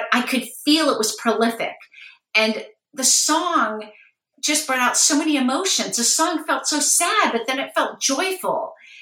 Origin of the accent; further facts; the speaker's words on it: Los Angeles, California, United States; I grew up in Los Angeles